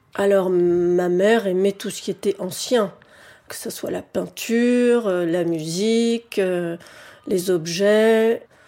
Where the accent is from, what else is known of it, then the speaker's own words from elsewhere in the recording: Paris, Île-de-France, France; j'ai grandi à Paris, que c'est mon habitat naturel